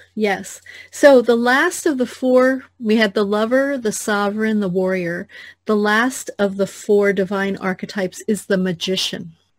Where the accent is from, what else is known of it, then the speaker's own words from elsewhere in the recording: New Jersey, United States; I grew up in New Jersey, which is we curse a lot there